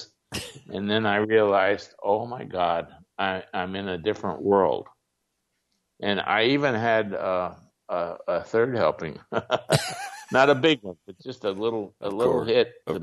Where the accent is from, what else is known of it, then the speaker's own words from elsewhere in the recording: Ohio, United States; also born or lived in Switzerland; when I was growing up in Ohio